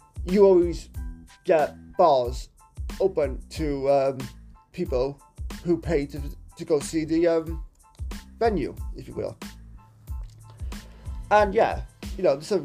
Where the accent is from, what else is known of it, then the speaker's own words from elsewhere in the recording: Cardiff, Wales, United Kingdom; here in my hometown of Cardiff